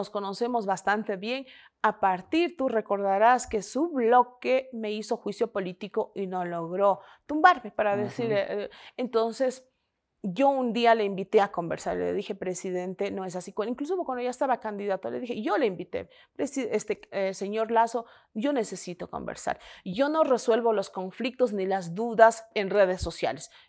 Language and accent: Spanish; Ecuador; muchas cosas que se han planteado y creo que como ecuatorianos...